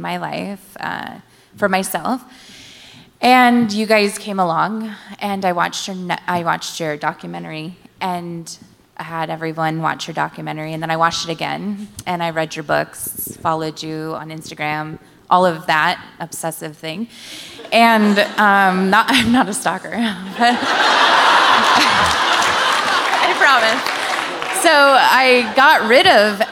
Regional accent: Washington, United States; I'm from List Center, Washington, but I work in Portland

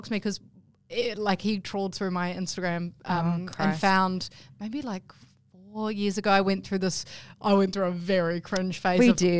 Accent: New Zealand; now in Australia; I could renounce my New Zealand citizenship. I am an Australian citizen as well now.

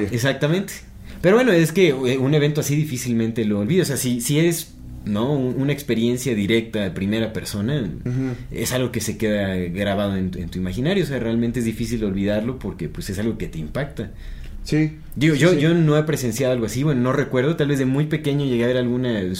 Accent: Querétaro, Mexico; soy de Querétaro y mi escuela estaba cerca a los arcos, cerca de los arcos. Los arcos están bien chidos.

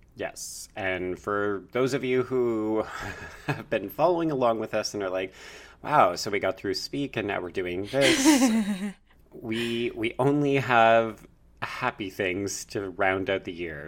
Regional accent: Canada; as a Canadian viewer

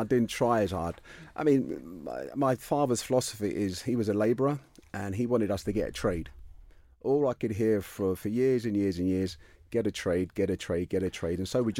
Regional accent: United Kingdom; I've forgotten it all. I'm British.

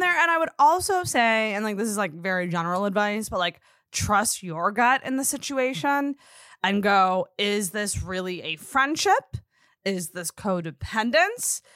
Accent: Antigonish, Nova Scotia, Canada; I'm from Anagonish, which is also, like, it's a small town

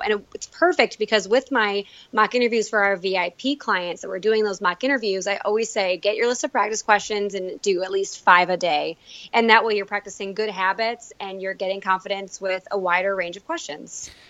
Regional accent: Elmira, New York, United States; moved away as an adult; now in Buffalo, United States; I was born and raised in Elmira, New York, where I went to a small Catholic school

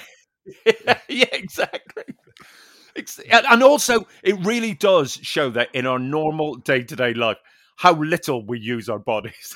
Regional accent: Northern Ireland, United Kingdom; I'm a Northern Irish pers-, person

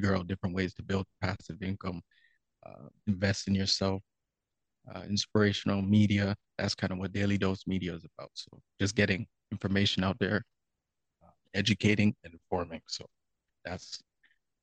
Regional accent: Toronto, Ontario, Canada; I'm from Scarborough, so in the East End, Greenbrae to be exact. So growing up there, it's a little different

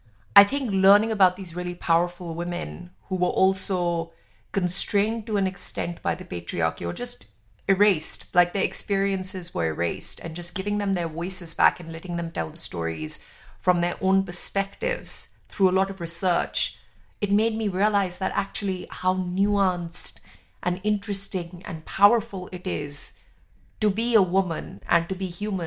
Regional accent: Jammu and Kashmir, India; growing up in India, and especially being Kashmiri and having an identity which has been politicized from before I was born, you know, being Sikh, being Kashmiri, being, you know, Indian, all of these things.

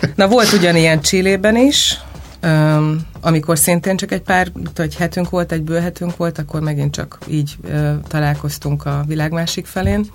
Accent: Hungary

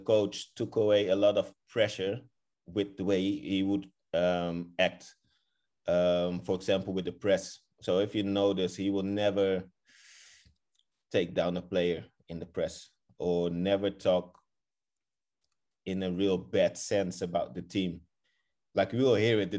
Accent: Rotterdam, South Holland, Netherlands; moved away as an adult; also born or lived in Kraków, Poland; growing up in Holland

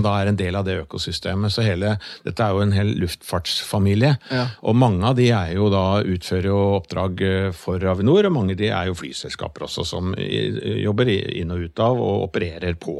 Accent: Norway; jeg kommer jo da fra Yttingfoss, eh, vokste opp på gård

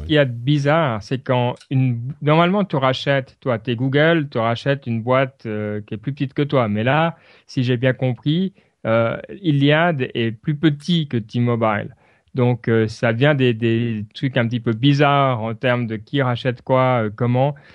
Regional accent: Switzerland; chez nous en Suisse

